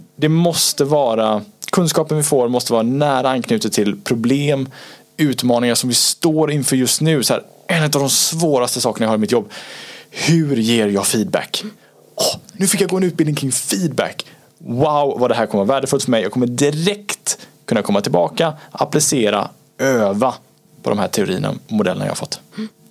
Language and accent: Swedish; Gothenburg, Västra Götaland, Sweden; Jag är fortfarande från Göteborg